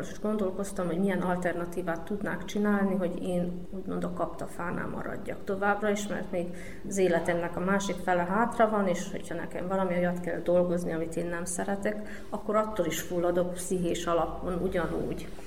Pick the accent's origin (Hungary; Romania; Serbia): Serbia; Kanjiža, Vojvodina; also born or lived in Subotica; Magyar kanizsai születésű vagyok, itt is nevelkedtem, itt is éltem, Szabadkán fejeztem be a középiskolát